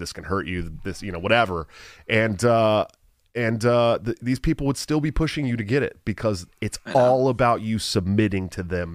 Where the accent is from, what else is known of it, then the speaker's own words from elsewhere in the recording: San Francisco Bay Area, California, United States; I grew up in the San Francisco Bay Area